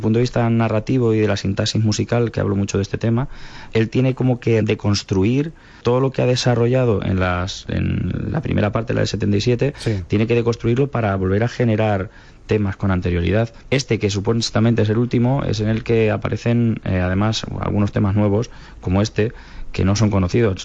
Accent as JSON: {"language": "Spanish", "town": "Calzada de Calatrava", "region": "Castilla-La Mancha", "country": "Spain", "tie": "born or raised there", "said": "la banda de mi pueblo, siendo adolescente"}